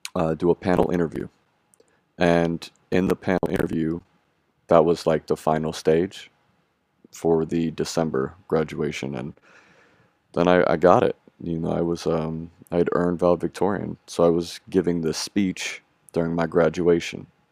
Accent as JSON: {"language": "English", "area": "Bay Area", "region": "California", "country": "United States", "tie": "born or raised there", "said": "I am 28 years old and I grew up in the Bay Area in California"}